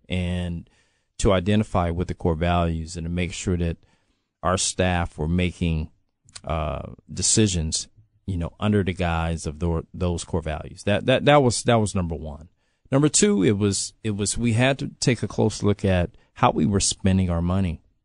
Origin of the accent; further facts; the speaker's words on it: Los Angeles, California, United States; moved away; I can speak to what it was when I was growing up there.